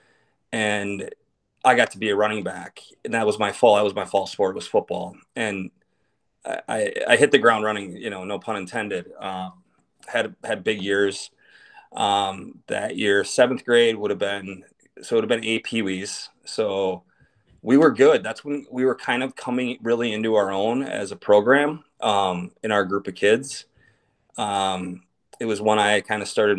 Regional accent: Hastings, Minnesota, United States; also born or lived in Lansing, Michigan; they moved back to Minnesota, Hastings specifically

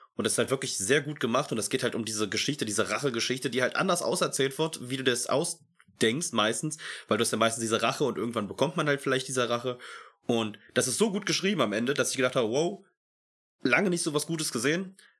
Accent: Germany; bei uns in Deutschland

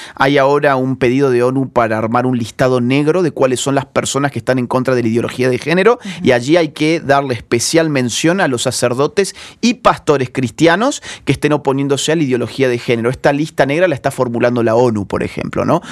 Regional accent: Argentina; como decimos en, Argentina

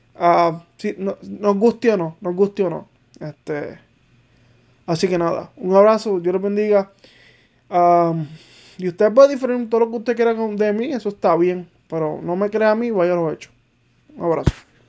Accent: Manatí, Puerto Rico; also born or lived in Arecibo; yo soy de Manatí, pero pues mi segundo pueblo como tal es Arecibo

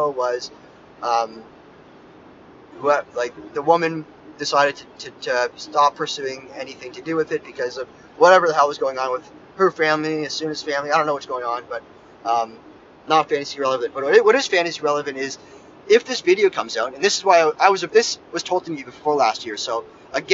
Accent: Toronto, Ontario, Canada; I'm from Toronto

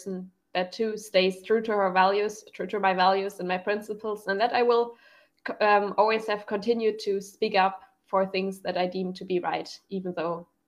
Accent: Germany; English is a second language; I'm from Germany

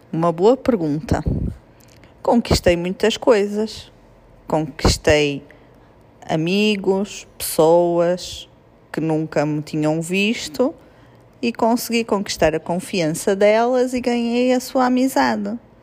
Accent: Portugal; moved away as an adult; now in Brazil; nós lá em Portugal dizemos eu amo-te

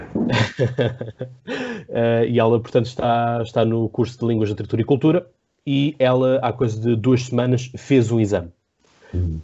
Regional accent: Portugal; 3 é que somos portugueses

